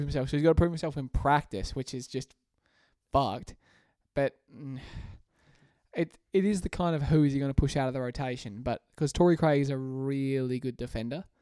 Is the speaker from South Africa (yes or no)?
no; Australia; I'm Australian